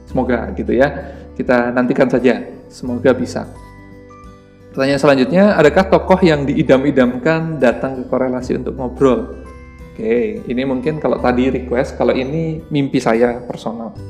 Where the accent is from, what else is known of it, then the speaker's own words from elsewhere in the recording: Surabaya, East Java, Indonesia; saya tahu Pak Emil itu awalnya saat di Surabaya pada saat itu di kota saya sedang dibangun sebuah apa ya toko buku